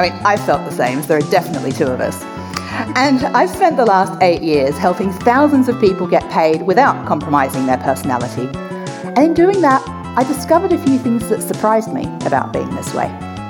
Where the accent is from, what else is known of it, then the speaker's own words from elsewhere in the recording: Australia; See, I was born in Australia, but my father's English and my mum was from the little island of Mauritius. So I grew up speaking English and French with this sort of weird accent that didn't really fit anywhere in the world, especially not where I grew up.